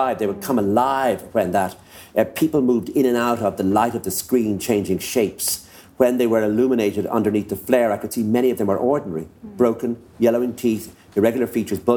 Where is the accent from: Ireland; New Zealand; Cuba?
Ireland; Enniscorthy, Leinster; When we used to come up to Dublin on the train from Enniscorthy